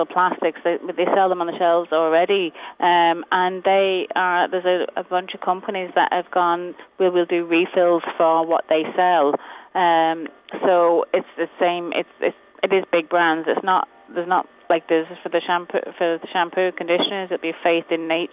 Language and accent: English; England, United Kingdom; moved away; I'm from England